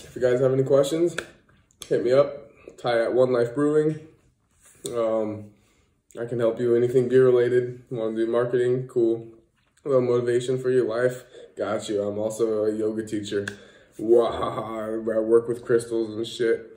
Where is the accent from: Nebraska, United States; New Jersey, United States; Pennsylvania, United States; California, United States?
California, United States; moved away as an adult; now in Netherlands; to go see my family out back in California